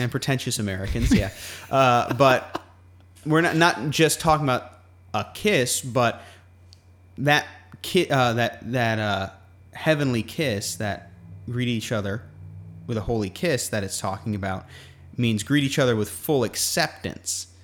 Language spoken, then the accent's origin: English; Guam; moved away; growing up on Guam